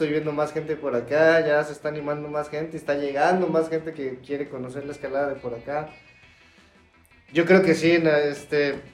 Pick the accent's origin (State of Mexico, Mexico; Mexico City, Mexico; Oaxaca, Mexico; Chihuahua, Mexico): Mexico City, Mexico; creciendo en Ciudad de México, iba bastante seguido, fui conociendo nuevos lugares